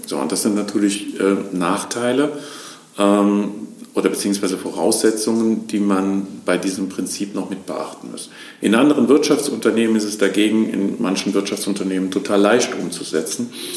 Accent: Lahnstein, Rhineland-Palatinate, Germany; also born or lived in near Koblenz; Ursprünglich bin ich in Lahnstein aufgewachsen, bin dann ähm, in die Nähe von Koblenz gezogen

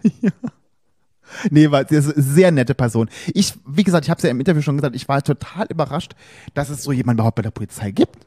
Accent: Saarland, Germany; now in Berlin, Germany; im Saarland, wo ich herkomme oder hier in Berlin

